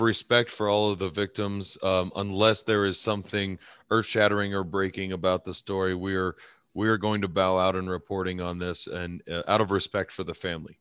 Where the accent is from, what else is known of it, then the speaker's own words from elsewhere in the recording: United States; as an American citizen. As an American